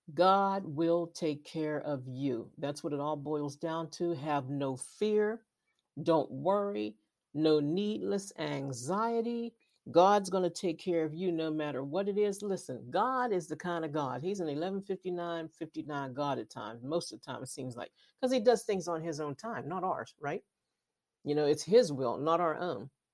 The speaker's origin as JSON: {"language": "English", "region": "Western Pennsylvania", "country": "United States", "said": "I'm from Western Pennsylvania"}